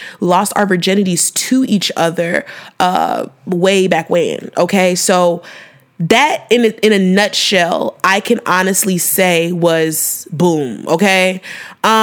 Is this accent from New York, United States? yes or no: no; Chicago, Illinois, United States; my home city, my hometown